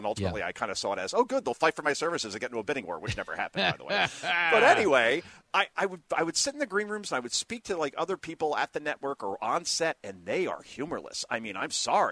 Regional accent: Hoboken, New Jersey, United States; I grew up in Hoboken, and I was a block away from where Sinatra was born

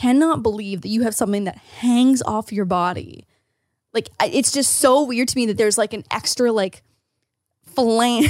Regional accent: Ontario, Canada; As an Ontarian

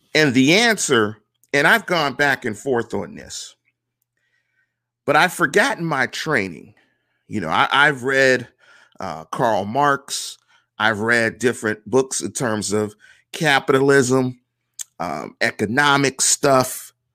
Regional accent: Pittsburgh, Pennsylvania, United States; because I'm from Pittsburgh.

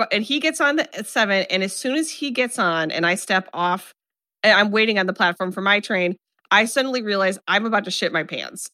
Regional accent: Midwest, United States; accent: flat Midwestern; I have such a flat Midwestern accent

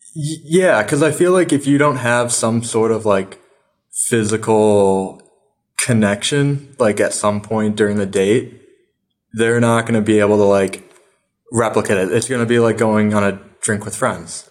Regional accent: upstate New York, United States; now in New York City, United States; I'm from upstate New York

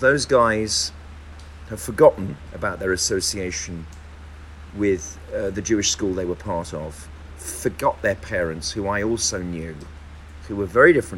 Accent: Birmingham, West Midlands, United Kingdom; I'm from Birmingham

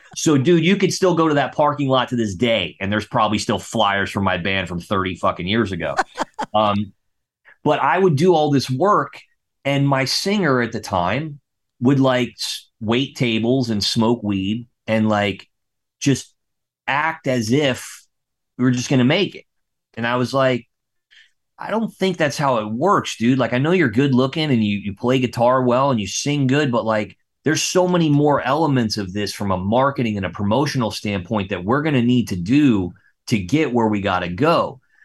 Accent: West Palm Beach, Florida, United States; also born or lived in Melbourne, Florida; I grew up in West Palm Beach, Florida

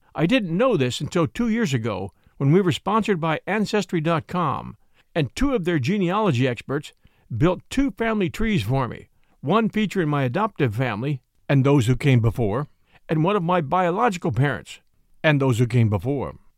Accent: California, United States; moved away as an adult; also born or lived in Virginia; I grew up in California, I spent most of my adult life in Virginia

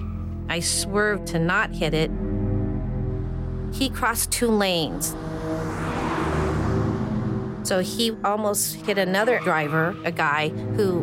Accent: Indianapolis, Indiana, United States; I have relatives in Elkhart, but I grew up in Indianapolis

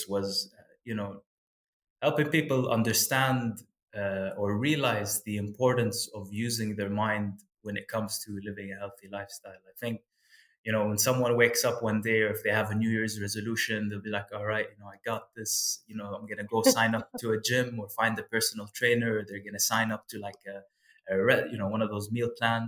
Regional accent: Kuwait; moved away as an adult; also born or lived in United States; growing up in Kuwait

